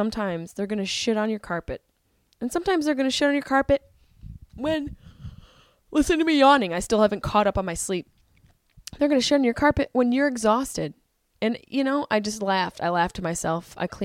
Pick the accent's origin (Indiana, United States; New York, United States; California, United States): New York, United States; Syracuse; my hometown, Syracuse, New York